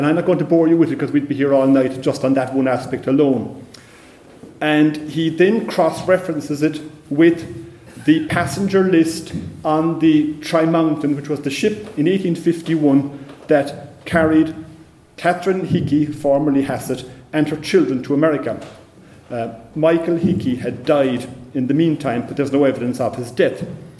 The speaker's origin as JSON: {"language": "English", "town": "Clonakilty", "region": "Munster", "country": "Ireland", "tie": "born or raised there", "said": "when I was growing up in Clonakilty"}